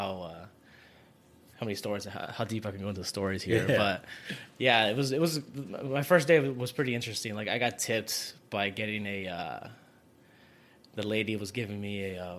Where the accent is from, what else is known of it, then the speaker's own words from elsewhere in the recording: near Sacramento, Northern California, United States; moved away as an adult; now in Las Vegas, United States; California, like up north near Sacramento area. Okay. Yeah, I've lived there and then I wanted to move out of my hometown.